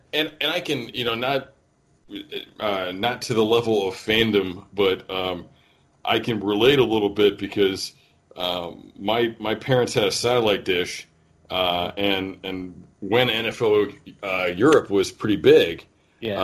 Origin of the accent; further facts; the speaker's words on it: Northern Ohio, United States; I was born in Northern Ohio